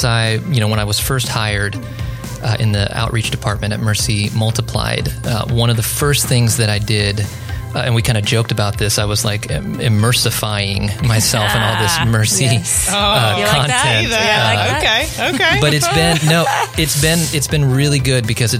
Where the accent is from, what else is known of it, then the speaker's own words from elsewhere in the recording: Southern California, United States; moved away; also born or lived in Tennessee; I grew up in Southern California. We actually moved to rural Tennessee in the early 2000s